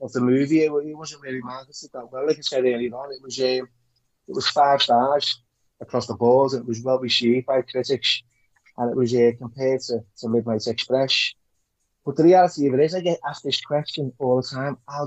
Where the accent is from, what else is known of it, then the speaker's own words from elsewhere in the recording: Liverpool, North West England, United Kingdom; growing up in Liverpool